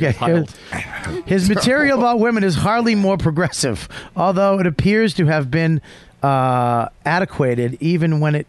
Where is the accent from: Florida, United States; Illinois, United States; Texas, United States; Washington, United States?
Texas, United States; I grew up in Texas. Combined, I may have seen 1 foot of snow before I graduated.